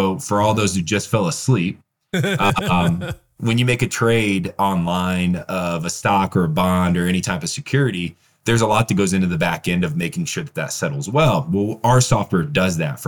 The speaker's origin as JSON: {"language": "English", "region": "Northern Indiana", "country": "United States", "also_born_or_lived": "Peru", "said": "I'm from the Midwest. I'm from Northern Indiana."}